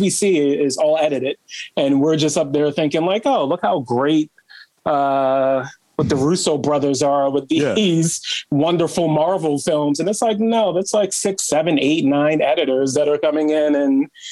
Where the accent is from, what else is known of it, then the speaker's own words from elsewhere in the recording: Baltimore, Maryland, United States; Growing up in Baltimore was great. I grew up with a single mom